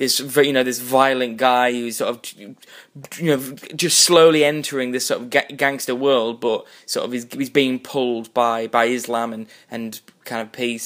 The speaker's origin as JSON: {"language": "English", "country": "United Kingdom", "said": "we're British"}